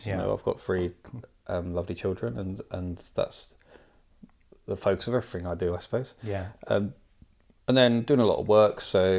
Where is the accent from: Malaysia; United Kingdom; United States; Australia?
United Kingdom; East of England; moved away as an adult; now in London, United Kingdom; I grew up in Hertfordshire, in a couple of towns and a couple of villages in Hertfordshire, and then I moved to London when I was about 19, maybe 20